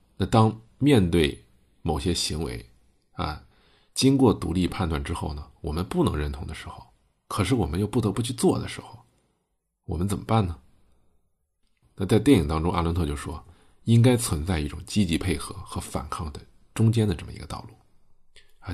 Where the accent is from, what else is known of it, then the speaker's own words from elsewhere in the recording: China; 我们中国人